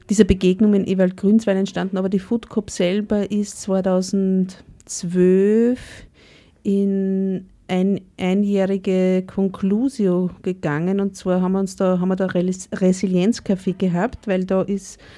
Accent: Upper Austria, Austria; Naja, ich komme aus dem Müllviertel und bin auf einem Bauernhof aufgewachsen.

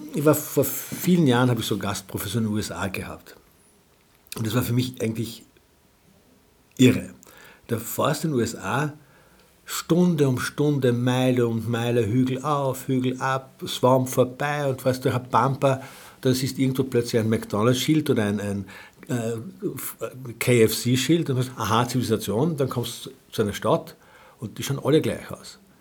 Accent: Klein St. Paul, Carinthia, Austria; Vor allem am Land bin ich aufgewachsen

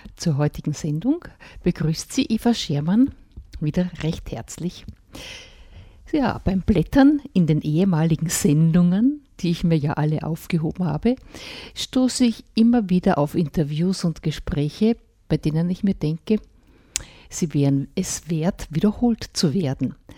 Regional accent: Mühlviertel, Upper Austria, Austria; bei uns im Mühlviertel

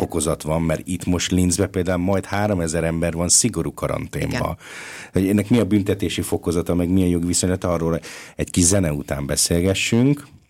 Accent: Budapest, Hungary; now in Linz, Austria; Én ugye budapesti vagyok, hazautazom Budapestre

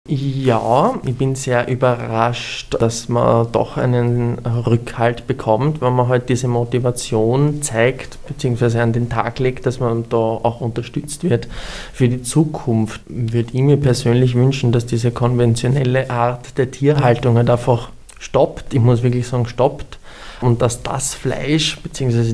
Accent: Burgenland, Austria; im Burgenland, wo ich herkomme

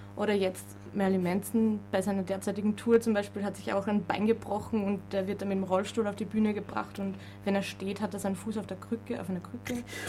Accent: Vienna, Austria; Ich komme aus, komm aus Wien

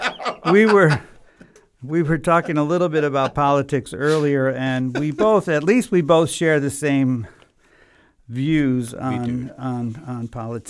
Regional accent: Chicago, Illinois, United States; I'm from Chicago

